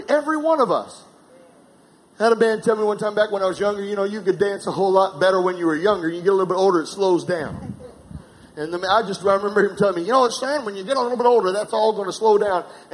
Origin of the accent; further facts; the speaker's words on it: South Carolina, United States; I'm from South Carolina